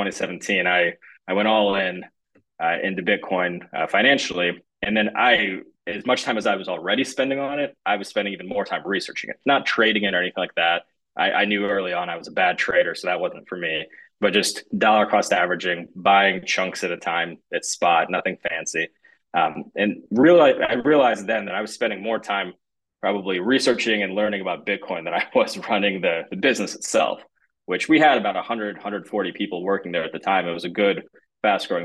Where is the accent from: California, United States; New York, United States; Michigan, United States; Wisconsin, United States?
Michigan, United States; also born or lived in Russia